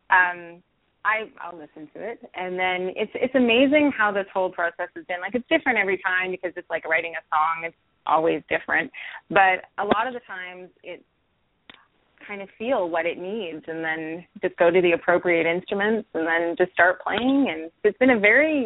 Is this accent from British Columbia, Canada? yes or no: yes; Vancouver, British Columbia, Canada; now in Los Angeles, United States; I'm from Vancouver.